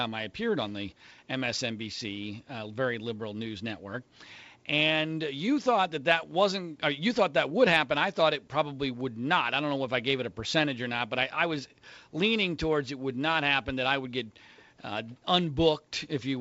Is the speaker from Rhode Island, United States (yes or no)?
no; Bucks County, Pennsylvania, United States; moved away; I was going to Pennsylvania this week, where I grew up in Bucks County outside of Philadelphia